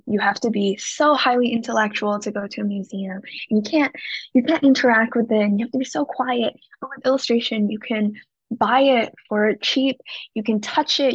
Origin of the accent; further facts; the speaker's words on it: Shanghai, China; moved away as an adult; also born or lived in Hong Kong / Rhode Island, United States; now in Los Angeles, United States; my parents are from Hong Kong, but I was raised in Shanghai and now I live here